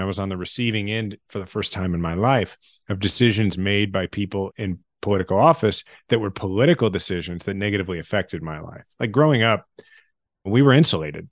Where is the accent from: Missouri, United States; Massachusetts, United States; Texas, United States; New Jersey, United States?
Missouri, United States; Kansas City; also born or lived in Washington, D.C.; my kids are sixth generation Kansas Cityans. I love my hometown